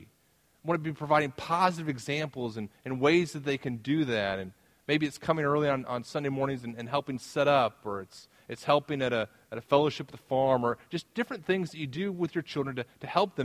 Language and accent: English; the South, United States; moved away as an adult; now in Midwest, United States; I'm from the South